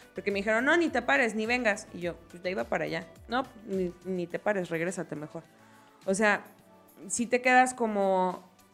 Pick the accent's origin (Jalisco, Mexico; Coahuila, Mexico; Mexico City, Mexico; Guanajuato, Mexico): Jalisco, Mexico; nosotras somos de Jalisco, somos quillitas.